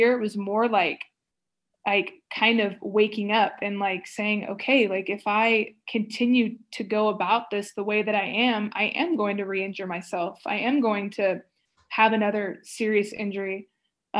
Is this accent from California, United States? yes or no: yes; Stockton, California, United States; moved away as an adult; It was close to Stockton. It was close to my hometown.